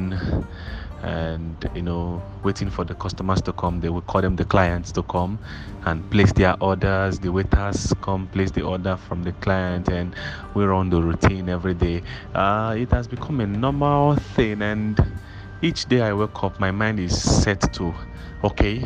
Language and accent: English; Ebonyi, Nigeria; moved away as an adult; now in Lagos, Nigeria; from Ebonyi State, a graduate of Ebonyi State University